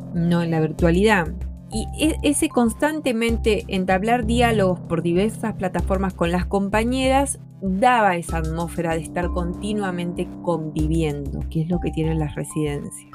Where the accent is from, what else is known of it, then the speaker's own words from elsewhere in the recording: Argentina; moved away as an adult; now in Chile; Yo soy artista y gestora argentina y me encuentro viviendo en Chile desde 2015